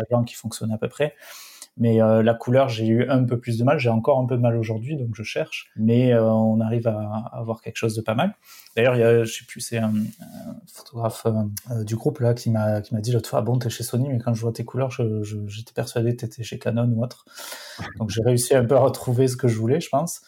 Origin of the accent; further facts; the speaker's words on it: Perpignan, Occitania, France; Perpignan, c'est pas Marseille non plus, mais c'est vrai qu'on est pas mal quand même